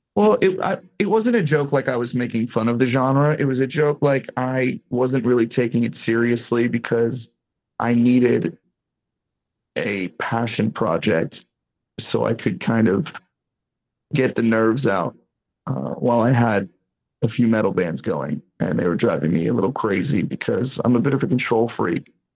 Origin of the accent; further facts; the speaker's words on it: Boston, Massachusetts, United States; now in Las Vegas, United States; I'm from the East Coast. I'm from Boston